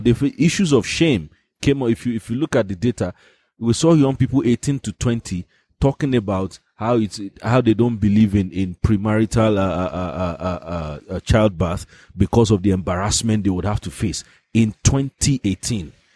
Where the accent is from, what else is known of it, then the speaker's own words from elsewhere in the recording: Nigeria; I'm a Nigerian